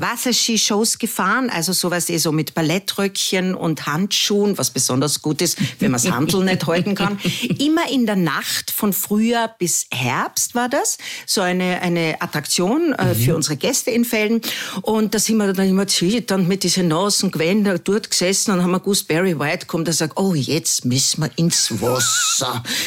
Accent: Carinthia, Austria; moved away as an adult; also born or lived in Vienna; ich als Kärntnerin

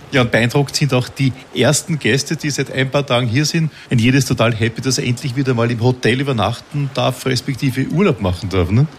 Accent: Vienna, Austria; ich selbst bin ja Wiener.

